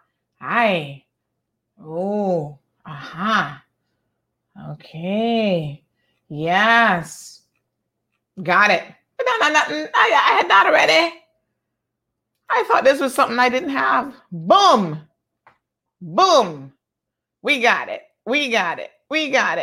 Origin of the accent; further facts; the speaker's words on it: George Town, Cayman Islands; I come from Georgetown Central, right there off of Middle Road.